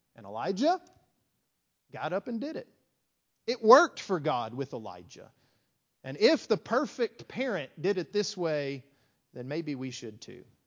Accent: West Texas, United States; growing up in West Texas, small country congregation

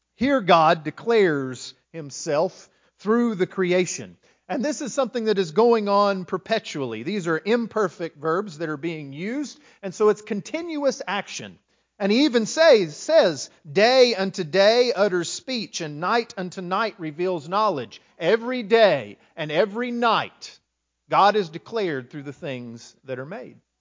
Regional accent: West Texas, United States; also born or lived in Lindale, Texas; now in East Texas, United States; I grew up in West Texas.

